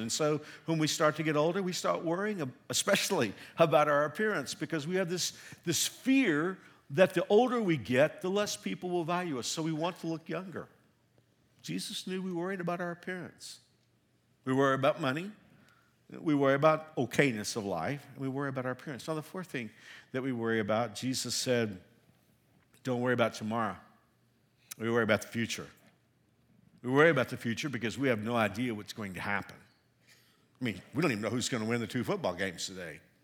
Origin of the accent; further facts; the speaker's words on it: Texas, United States; also born or lived in Hill Country, Texas (parents' origin); now in Kenya; I'm a Texan, even though I've been here a long time, I feel like a Kenyan